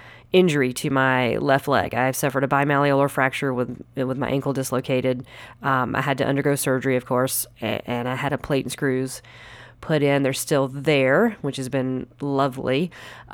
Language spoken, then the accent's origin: English; Anderson, South Carolina, United States; moved away as an adult; now in Los Angeles, United States; I am originally from Anderson, South Carolina, home and land of all the fried foods